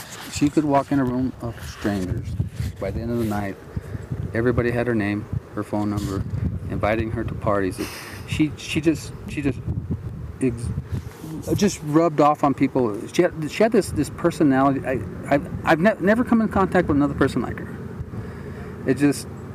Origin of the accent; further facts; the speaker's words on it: Albuquerque, New Mexico, United States; I'm from Albuquerque, New Mexico.